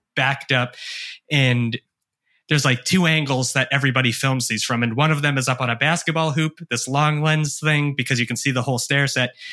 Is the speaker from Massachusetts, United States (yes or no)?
yes; Hanson, Massachusetts, United States; also born or lived in Brockton, Massachusetts; I grew up on the South Shore. Uh, I was born in Brockton. I grew up two towns over in a small town called Hanson